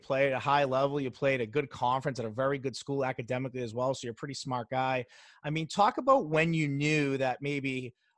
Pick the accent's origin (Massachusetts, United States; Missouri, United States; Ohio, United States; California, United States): Massachusetts, United States; Medford; I'm from the Medford area